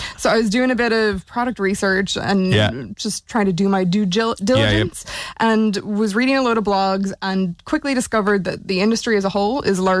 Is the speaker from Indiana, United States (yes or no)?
no; Seattle, Washington, United States; now in Ireland; So I'm originally from Seattle.